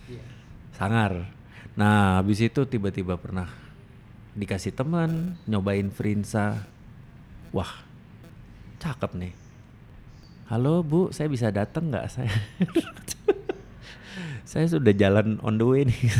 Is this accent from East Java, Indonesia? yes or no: yes; Banyuwangi, East Java, Indonesia; Aku itu dari Banyuwangi, Mas.